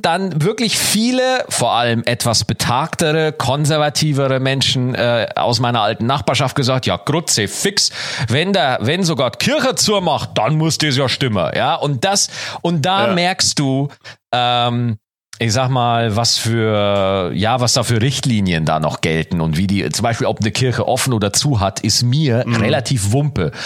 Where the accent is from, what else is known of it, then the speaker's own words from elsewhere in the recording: Schwarzach, Bavaria, Germany; moved away; In meinem alten Dorf, ja, wo ich geboren, wo ich aufgewachsen bin, Schwarzach